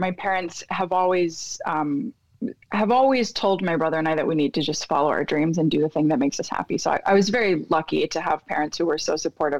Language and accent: English; South Florida, United States; also born or lived in Philadelphia, Pennsylvania; I was born in Philadelphia, Pennsylvania, and I lived there until I was like 7, 8. And then my family and I moved down to South Florida, where I grew up.